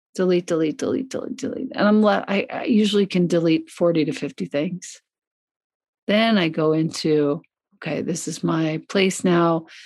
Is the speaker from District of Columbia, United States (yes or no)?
no; Long Island, New York, United States; moved away as an adult; also born or lived in Ithaca, New York / Italy; I grew up in Long Island, which is a suburb of New York City